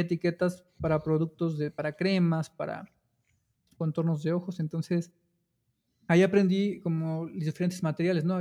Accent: Cuautitlán Izcalli, State of Mexico, Mexico; yo nací en la Ciudad de México, eh, solo nací ahí o sea, en un hospital de la ciudad y ya crecí este, toda mi infancia y gran parte de mi vida en, la, en el Estado de México, en Cuautitlán Izcalli.

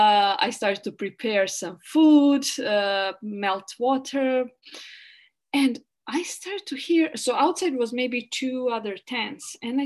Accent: Bosnia & Herzegovina; English is a second language; moved away; I'm from Yugoslavia. I'm always scared of police and everyone.

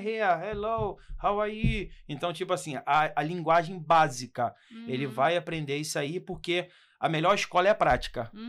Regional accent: Brazil; moved away as an adult; also born or lived in London, England; nós que somos brasileiros

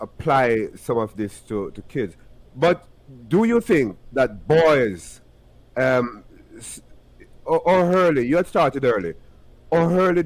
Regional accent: Jamaica; I'm from Jamaica

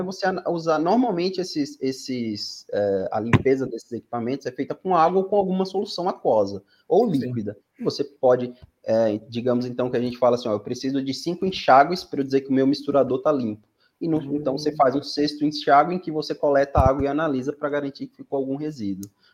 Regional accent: Aracaju, Sergipe, Brazil; moved away as an adult; also born or lived in São Paulo; sou nordestino, natural de Aracaju, no Sergipe

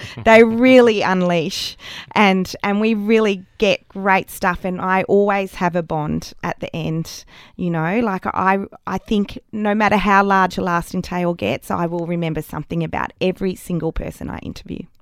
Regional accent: Australia; moved away as an adult; also born or lived in Canberra, Australia / Sydney, Australia / London, United Kingdom; now in Albury, Australia; I'm leaving regional Australia

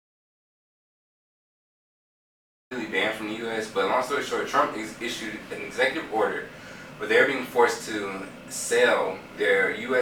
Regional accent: Greenville, South Carolina, United States; my hometown, Greenville

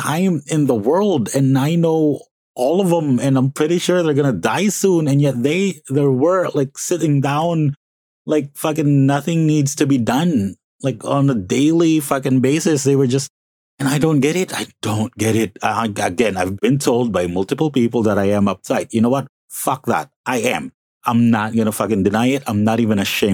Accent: Calabarzon, Philippines; moved away as an adult; also born or lived in Las Piñas City; now in Mandaluyong, Philippines; My actual hometown is Las Piñas City, and it's a nice little city. But I did study in Cavite. Like, I just keep telling everyone that, you know, the hometown is Cavite because I did study there. Since kindergarten, all, like, I finished college in Cavite

